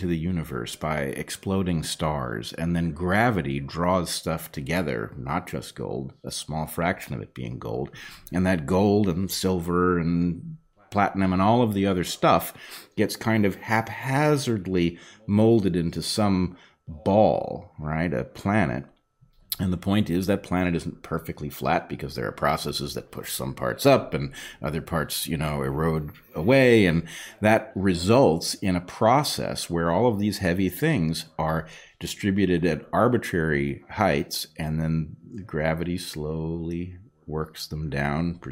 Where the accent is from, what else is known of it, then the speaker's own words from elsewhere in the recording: California, United States; I grew up in California